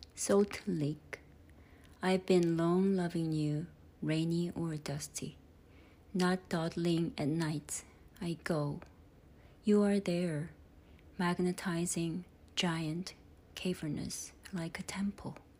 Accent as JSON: {"language": "English", "country": "South Korea", "tie": "born or raised there", "also_born_or_lived": "United Kingdom / United States", "second_language": "English", "moved": "as an adult", "lives_now": "Livermore, United States", "said": "I was born and raised in South Korea and moved to English speaking countries. First the UK in 2003, then the USA in 2006"}